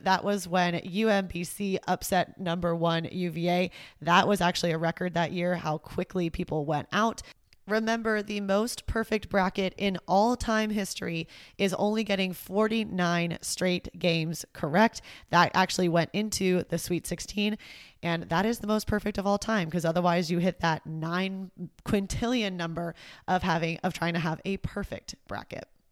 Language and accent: English; Houston, Texas, United States; my hometown, Houston, Texas